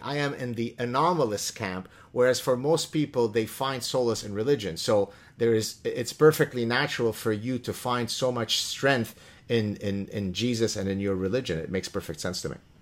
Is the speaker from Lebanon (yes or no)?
yes; Lebanon; now in Canada; I come from the Middle East. As a Jewish person in the Leban, in, in, in the Middle East and Lebanon